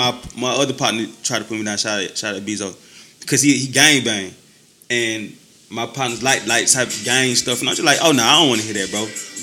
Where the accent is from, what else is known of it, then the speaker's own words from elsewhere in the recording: Georgia, United States; I'm from the South. I'm from Georgia.